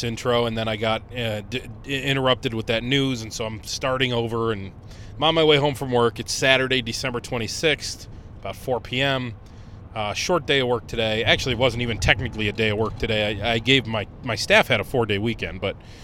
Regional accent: Conneaut, Ohio, United States; in Conneaut, Ohio, in my hometown

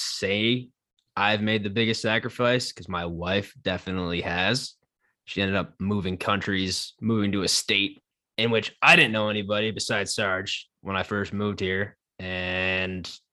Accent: Buffalo, New York, United States; also born or lived in Chicago; now in Minneapolis, United States; I'm from Buffalo

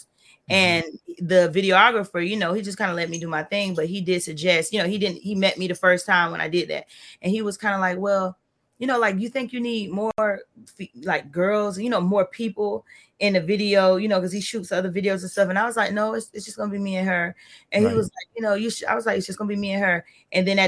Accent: Florida, United States; I was born and raised in Florida

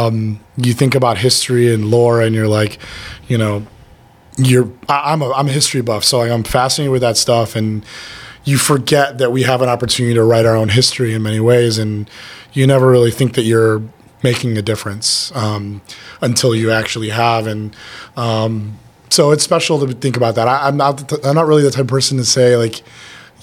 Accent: Chicago, Illinois, United States; I'm from Chicago

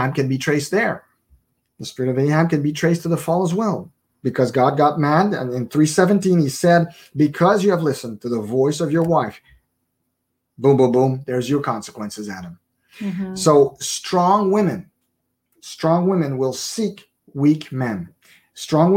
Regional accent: Montreal, Quebec, Canada; I was born in Montreal, born and raised there

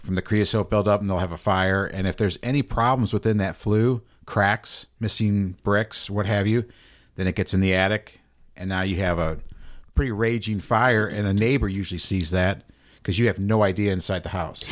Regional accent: North County, Missouri, United States; I grew up in North County

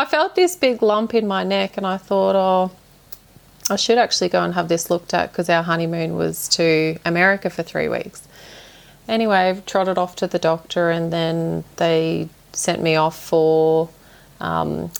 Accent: Toowoomba, Queensland, Australia; now in Gayndah, Australia; I grew up in Toowoomba, but I now live in Gaynder.

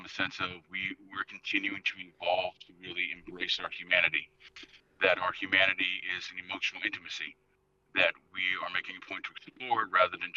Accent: Philadelphia, Pennsylvania, United States; growing up in Philadelphia

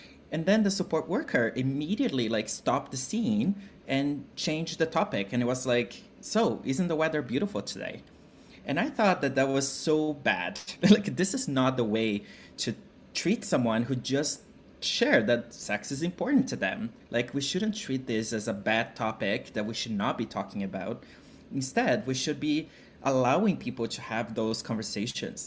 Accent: Brazil; moved away; I'm originally from Brazil. And I grew up in a family, a working class family

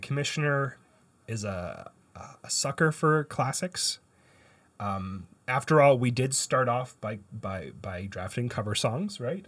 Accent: Canada; I'm a Canadian

